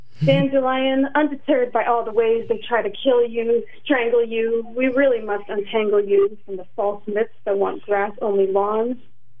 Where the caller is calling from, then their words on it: Philadelphia, Pennsylvania, United States; we're calling from Philly.